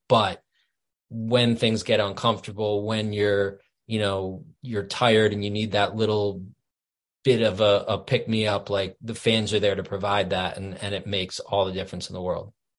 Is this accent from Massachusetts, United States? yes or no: yes; Boston, Massachusetts, United States; moved away as an adult; now in Vermont, United States; I grew up in Boston